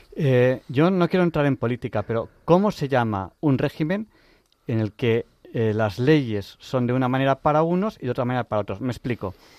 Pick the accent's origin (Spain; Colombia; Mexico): Spain; Barcelona, Catalonia; Yo soy de Barcelona